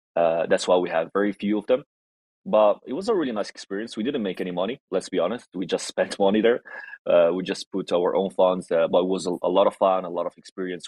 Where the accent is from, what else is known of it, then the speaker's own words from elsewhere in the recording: Italy; English is a second language; I'm Italian Moroccan, half and half. I was born and raised in Italy, but origins from Morocco